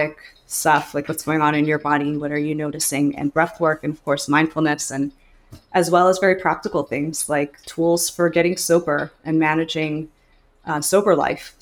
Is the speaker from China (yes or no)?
no; Montreal, Quebec, Canada; moved away as an adult; now in United States; I'm from Montreal, Canada, but I've been living in the United States